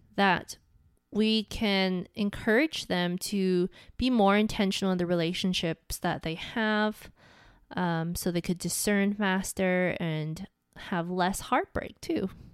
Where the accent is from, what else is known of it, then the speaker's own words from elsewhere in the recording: Hawaii, United States; where I grew up in Hawaii